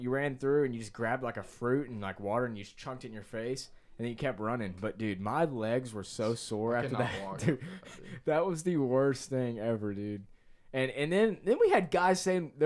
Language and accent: English; United States; I'm from America